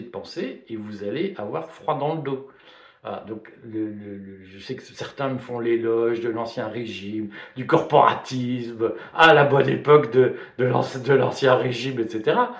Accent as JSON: {"language": "French", "town": "Liège", "region": "Wallonia", "country": "Belgium", "tie": "born or raised there", "said": "Quand j'étais petit, vous savez, j'ai grandi à Liège, en Belgique"}